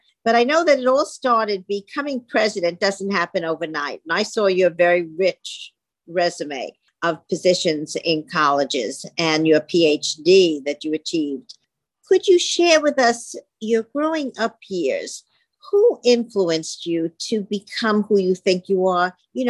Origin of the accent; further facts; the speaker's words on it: New York City, New York, United States; I know Brooklyn. I was born there very well.